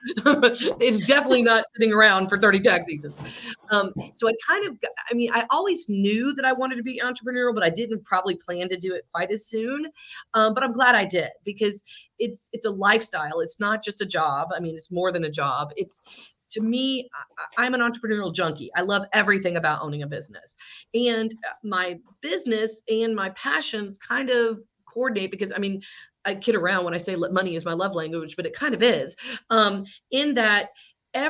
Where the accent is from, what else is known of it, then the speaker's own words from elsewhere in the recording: South Georgia, United States; also born or lived in Atlanta, Georgia; My dad's family is from the Northeast, but I grew up in South Georgia, went to college here in Georgia and have stayed